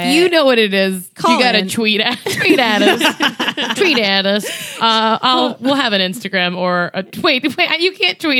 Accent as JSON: {"language": "English", "region": "the South", "country": "United States", "said": "I could say that I'm from the South"}